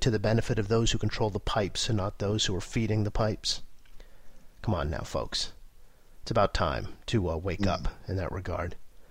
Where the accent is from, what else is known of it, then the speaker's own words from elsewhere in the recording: Wigan, North West England, United Kingdom; I grew up around Wigan, and though much beans on toast is consumed